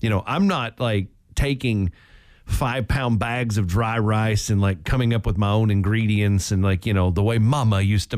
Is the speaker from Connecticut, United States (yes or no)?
no; Oklahoma, United States; where I grew up in Oklahoma